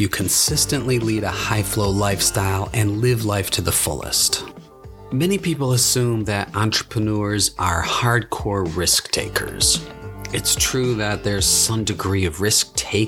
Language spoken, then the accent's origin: English; Buffalo, New York, United States; moved away as an adult; also born or lived in Japan; move back to my hometown in Buffalo, New York